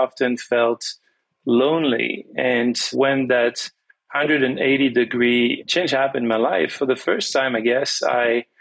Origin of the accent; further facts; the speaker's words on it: France; first language French; English is a second language; also born or lived in Toronto, Canada / Venezuela; growing up speaking only French